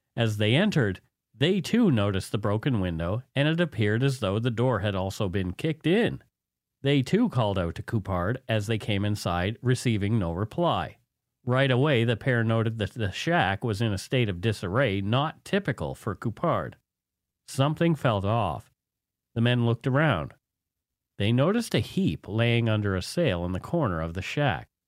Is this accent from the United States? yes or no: no; Canada; We are ordinary Canadian schmucks